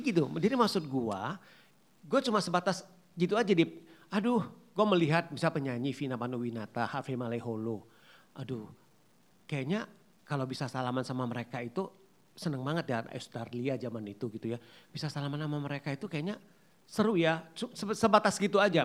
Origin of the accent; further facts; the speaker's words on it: Pematangsiantar, North Sumatra, Indonesia; asal gua itu kan dari Pembataang Siantar